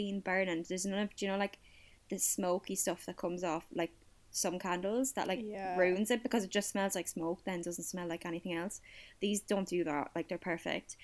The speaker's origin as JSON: {"language": "English", "area": "Kildare", "region": "Leinster", "country": "Ireland", "said": "I'm from Kildare. I'm landlocked"}